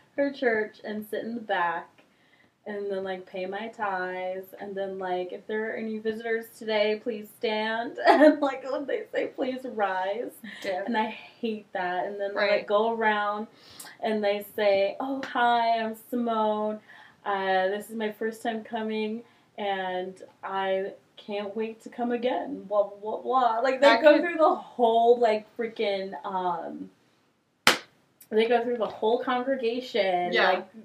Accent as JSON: {"language": "English", "region": "New York", "country": "United States", "said": "I'm from New York. I'm going to do something. I'm going to do it."}